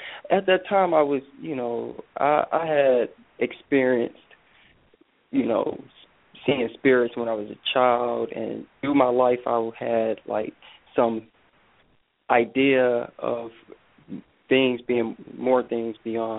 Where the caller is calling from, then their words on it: Michigan, United States; I'm calling from Michigan.